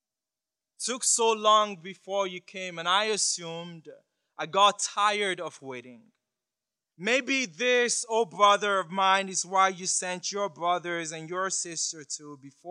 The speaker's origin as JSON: {"language": "English", "country": "Nigeria", "said": "I'm from Nigeria"}